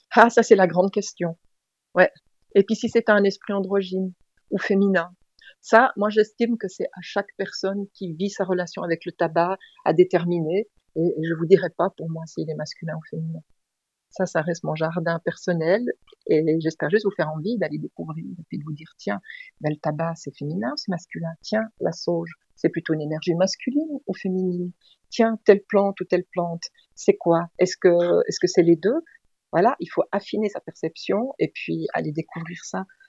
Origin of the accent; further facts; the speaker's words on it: Switzerland; je suis suissesse, j'habite en Suisse.